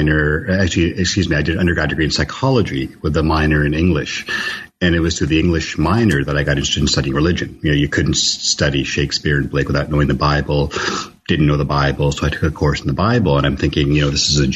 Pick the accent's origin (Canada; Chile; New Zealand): Canada; Toronto, Ontario; moved away as an adult; now in Los Angeles, United States; I grew up in Toronto.